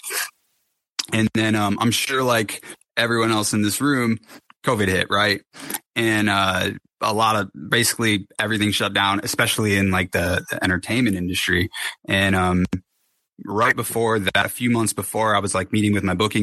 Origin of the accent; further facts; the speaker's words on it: Connecticut, United States; moved away as an adult; also born or lived in Los Angeles; I'm from Connecticut. I moved to Los Angeles